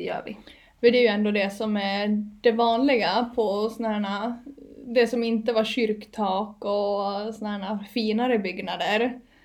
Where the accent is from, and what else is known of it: Åland Islands; born or raised there; now in Gotland, Sweden